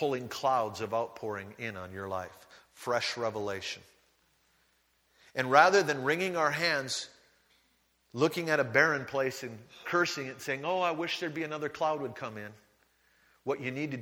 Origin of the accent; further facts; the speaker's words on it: United States; moved away; I grew up on the Great Lakes